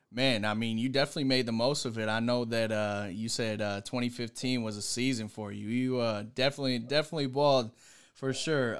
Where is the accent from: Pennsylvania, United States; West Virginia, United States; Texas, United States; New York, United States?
Pennsylvania, United States; Pittsburgh; I'm from Pittsburgh